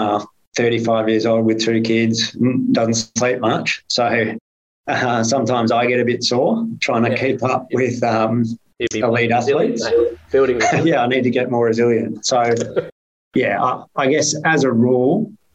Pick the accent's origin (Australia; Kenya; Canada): Australia; Perth, Western Australia; also born or lived in Melbourne / England; I grew up in Perth